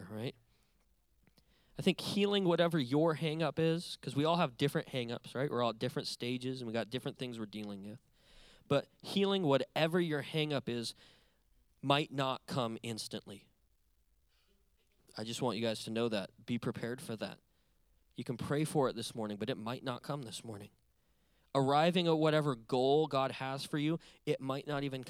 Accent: Montana, United States; moved away as an adult; now in California, United States; I was born and raised in a big but empty state called Montana. That's where I'm from.

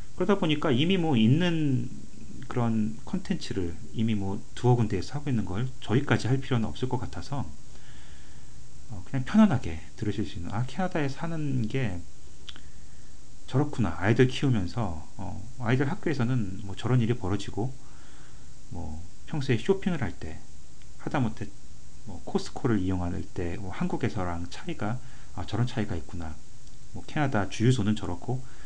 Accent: South Korea; now in Canada; 한국 사람으로서

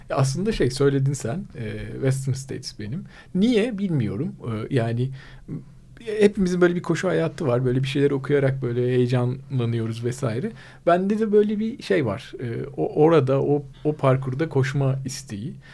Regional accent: Mersin, Turkey; moved away; memleketim Mersin

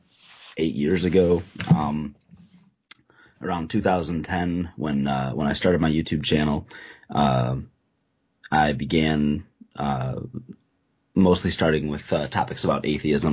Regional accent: the North, United States; moved away as an adult; also born or lived in the South (Bible Belt); I'm originally from the North

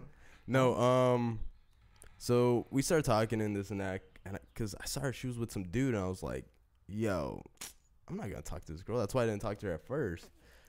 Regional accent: Selma, California, United States; when I told her I was from Selma

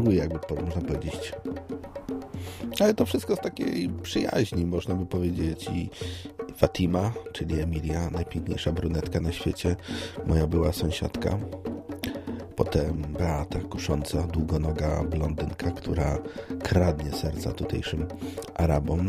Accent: Poznań, Greater Poland, Poland; Ja jestem z Poznania

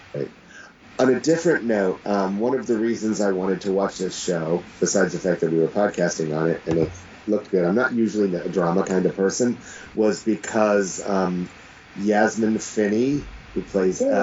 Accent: United States; as an American

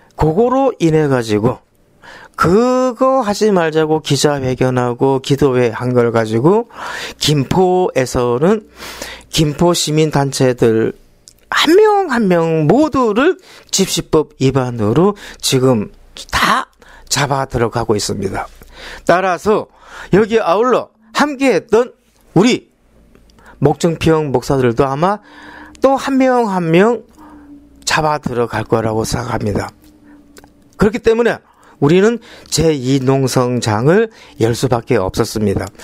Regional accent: Busan, South Korea; 저는 부산에서 올라온

